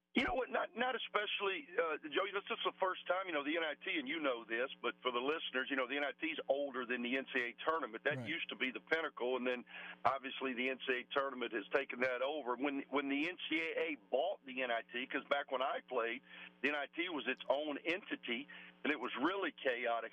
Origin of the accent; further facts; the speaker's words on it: Mississippi, United States; now in Birmingham, United States; my home state of Mississippi